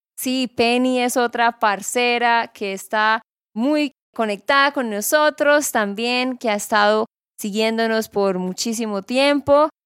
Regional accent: Santander, Colombia; de Santander, Colombia

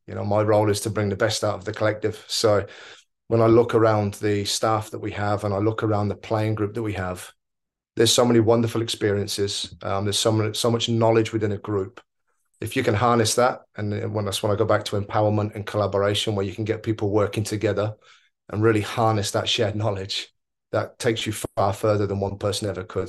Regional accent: Oxford, South East England, United Kingdom; moved away as an adult; also born or lived in New Zealand / Australia / India; now in Mumbai, India; I grew up in Oxford twenty-nine years

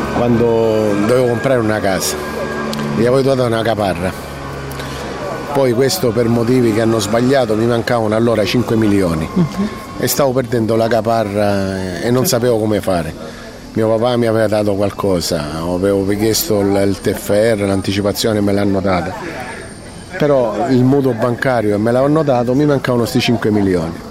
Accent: Sicily, Italy; come siciliano

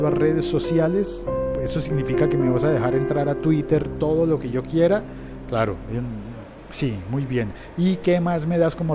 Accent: Colombia; Porque te ponen una cosa que, al menos en mi país, en Colombia, se llama

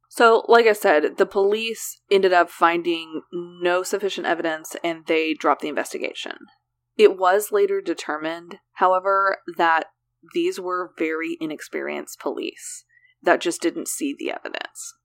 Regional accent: Oklahoma, United States; For as many things that we do pronounce correctly in Oklahoma, there are more that we pronounce incorrectly

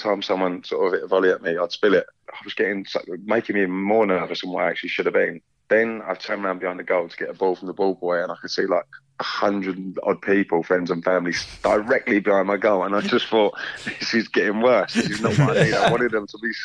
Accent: London, United Kingdom; So I grew up in pubs in West London.

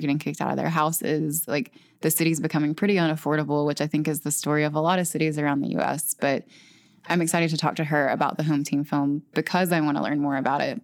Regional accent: the South, United States; as a Southerner

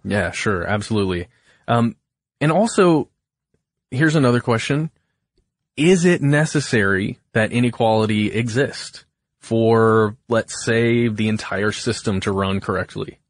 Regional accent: Alpharetta, Georgia, United States; I was born in Alpharetta, Georgia, and I have lived less than fifty miles from there my whole life

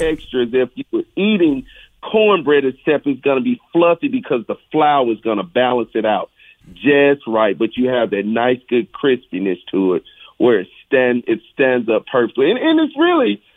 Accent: Mississippi, United States; my culinary journey of growing up in Mississippi

